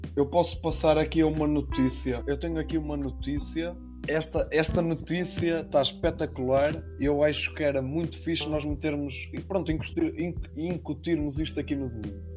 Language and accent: Portuguese; Aveiro area, Aveiro District, Portugal; nós somos da zona de Aveiro